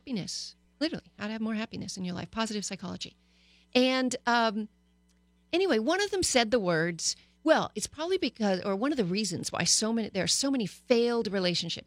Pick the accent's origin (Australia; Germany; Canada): Canada; also born or lived in United States; now in Los Angeles, United States; I grew up in Canada